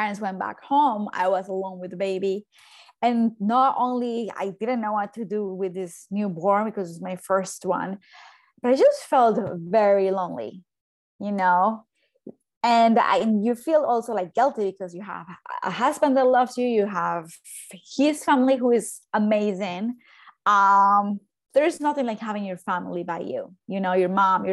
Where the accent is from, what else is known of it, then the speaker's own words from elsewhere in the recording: Colombia; moved away as an adult; also born or lived in Baltimore, United States; now in New York, United States; I am from Colombia, if you can hear my accent, but I live in New York.